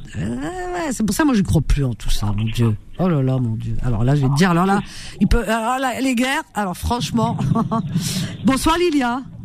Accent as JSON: {"language": "French", "town": "Cherchell", "region": "Tipaza Province", "country": "Algeria", "tie": "born or raised there", "moved": "yes", "said": "dans ma région natale, qui est Cherchel, il y a autour de nous au moins quatre ou cinq langages différents"}